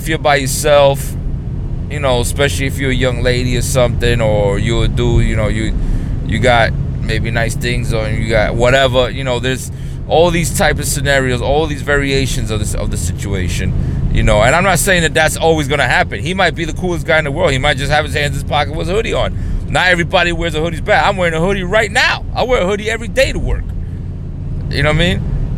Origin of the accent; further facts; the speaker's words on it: New York City, New York, United States; I grew up in the hood. I grew up in New York City